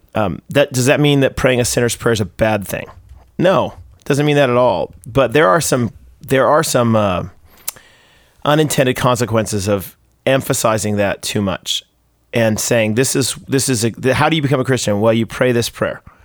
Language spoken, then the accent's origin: English; United States; now in Canada; I'm American